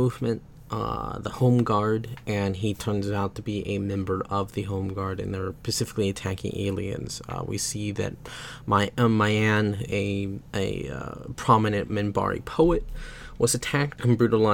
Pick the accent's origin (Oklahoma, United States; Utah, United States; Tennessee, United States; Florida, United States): Oklahoma, United States; moved away as an adult; also born or lived in United Kingdom; I'm from Oklahoma, I'm from the United States